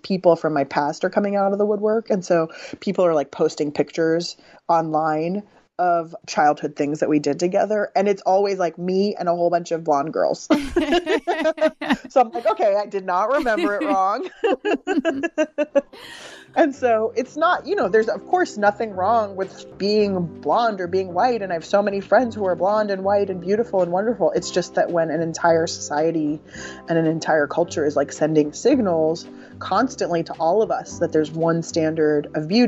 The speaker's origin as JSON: {"language": "English", "town": "San Diego", "region": "California", "country": "United States", "tie": "born or raised there", "said": "I grew up in San Diego"}